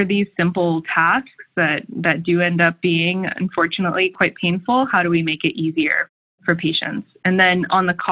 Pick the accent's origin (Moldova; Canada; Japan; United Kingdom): Japan; moved away as an adult; also born or lived in Bay Area, California; I grew up in Japan and then went to the Bay Area for college.